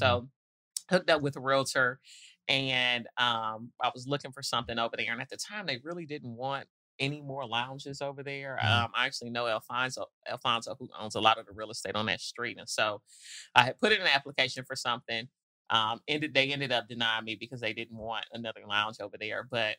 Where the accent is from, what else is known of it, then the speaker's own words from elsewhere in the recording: Detroit, Michigan, United States; also born or lived in Nashville; now in Atlanta, United States; And so when I first moved here, I used to be on Peter Street a lot. Yeah. And coming from, I grew up in Detroit, but moved to Nashville in my younger days.